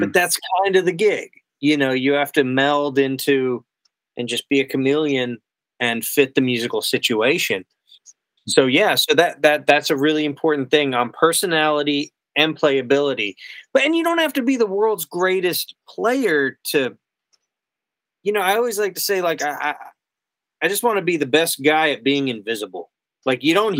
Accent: Florida, United States; moved away as an adult; now in Nashville, United States; I'm from Florida

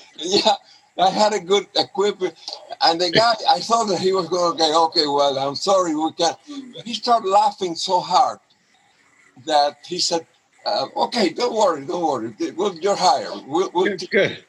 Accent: Cuba; moved away as an adult; also born or lived in Honduras; now in Seattle, United States; I am from Cuba

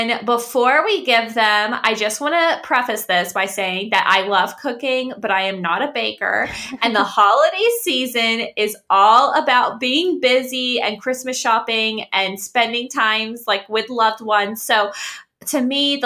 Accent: the South, United States; we're both from the South

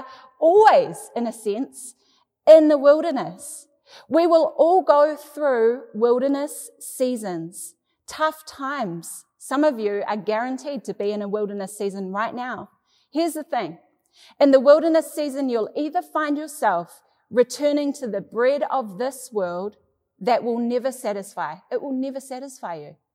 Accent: New Zealand; Growing up in New Zealand

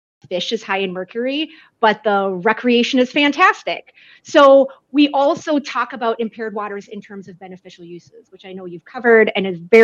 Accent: Holdingford, Minnesota, United States; I am born and raised in Minnesota. I went to my first 12 years of education in a little town called Holdingford, Minnesota.

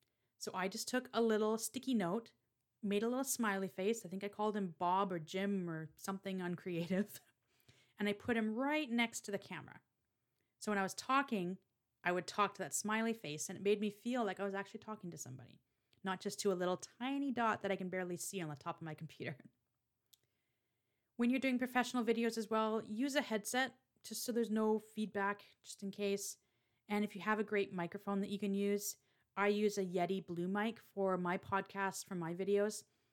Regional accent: Canada; I struggle with this one because I am Canadian, don't apologize in your videos.

